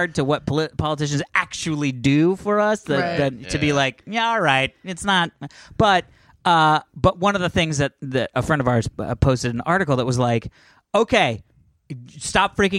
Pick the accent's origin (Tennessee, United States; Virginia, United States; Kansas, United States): Virginia, United States; I'm from Virginia